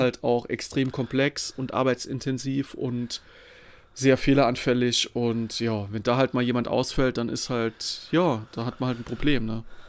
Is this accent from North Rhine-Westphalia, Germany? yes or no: no; Saarland, Germany; ich bin aus dem Saarland